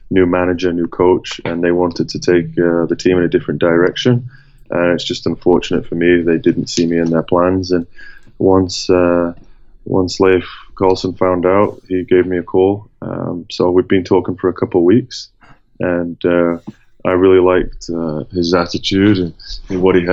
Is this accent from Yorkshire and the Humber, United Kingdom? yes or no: yes; Sheffield, Yorkshire and the Humber, United Kingdom; Yeah, yeah, I live in Sheffield. Uh, my wife's from Sheffield. I grew up in Sheffield.